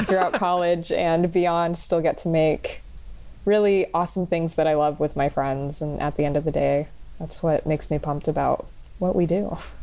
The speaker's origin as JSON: {"language": "English", "town": "Kissimmee", "region": "Florida", "country": "United States", "said": "I am a filmmaker from Kissimmee, Florida"}